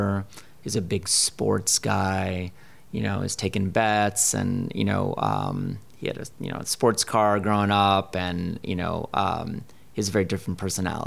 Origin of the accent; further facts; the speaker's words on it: New Haven, Connecticut, United States; moved away as an adult; also born or lived in Providence, Rhode Island; now in Chicago, United States; I grew up in Connecticut